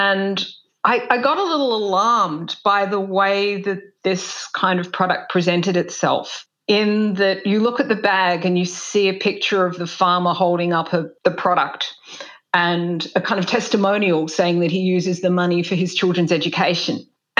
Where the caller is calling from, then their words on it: Tasmania, Australia; Hi, I'm speaking from Lutruwita, Tasmania, and this is the unceded lands of the Muwinina people.